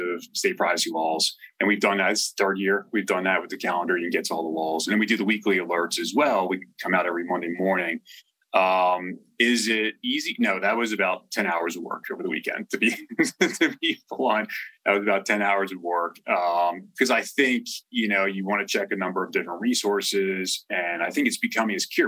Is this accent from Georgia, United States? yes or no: no; New Jersey, United States; accent: Jersey; now in Denver, United States; I come back on with my Jersey accent, right? Even though I live in Denver and have for years